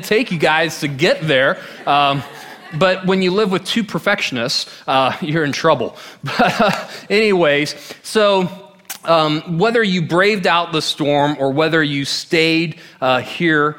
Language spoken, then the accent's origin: English; Orlando, Florida, United States; I grew up in Orlando for 18 years